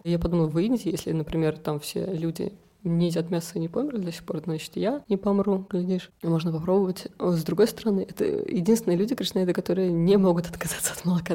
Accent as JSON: {"language": "Russian", "region": "Moscow", "country": "Russia", "tie": "born or raised there", "moved": "as an adult", "lives_now": "Tbilisi, Georgia", "said": "Я приехала из России, из Москвы, и я хотела так путешествовать, поехала в Крым, потом приехала сюда, и вот здесь как-то за-, осталась. Всю жизнь я прожила в России"}